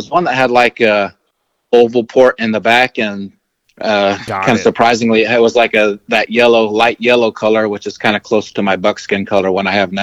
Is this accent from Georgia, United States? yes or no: no; New Mexico, United States; growing up in New Mexico, my dad was a kind of a rough cowboy type of guy